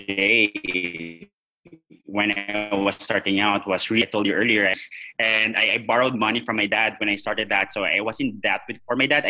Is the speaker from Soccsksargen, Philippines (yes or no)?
yes; General Santos, Soccsksargen, Philippines; also born or lived in Iloilo / Makati; I had to go back to my hometown, which is in General Santos